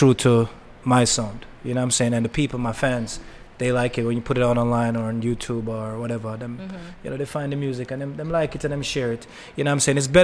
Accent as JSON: {"language": "English", "country": "Jamaica", "tie": "born or raised there", "moved": "yes", "lives_now": "New York, United States", "said": "born in Jamaica, grew in Jamaica"}